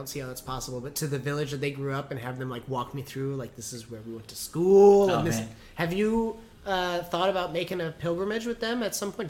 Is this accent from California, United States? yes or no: yes; Fresno, California, United States; born or raised there